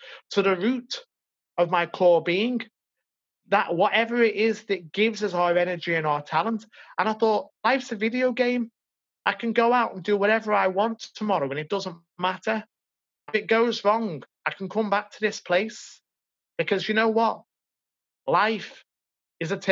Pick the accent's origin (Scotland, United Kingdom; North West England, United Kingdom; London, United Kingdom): North West England, United Kingdom; Liverpool; also born or lived in Madrid, Spain; I came home to Liverpool